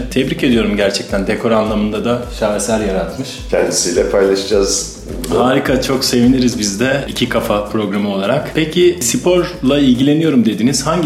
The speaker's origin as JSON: {"language": "Turkish", "town": "Izmir", "region": "İzmir", "country": "Turkey", "said": "74 doğumluyum ben. Aa, çok gençsiniz daha. İzmirliyim."}